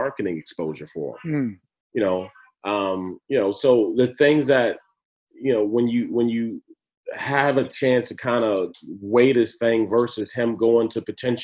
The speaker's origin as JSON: {"language": "English", "town": "Washington", "region": "District of Columbia", "country": "United States", "tie": "born or raised there", "said": "growing up in Washington, D.C., when D.C. was the murder capital of the world."}